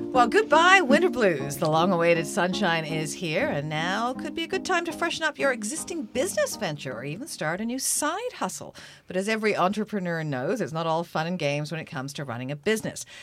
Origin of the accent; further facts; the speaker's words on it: England, United Kingdom; now in Canada; I grew up watching it when I was growing up in England.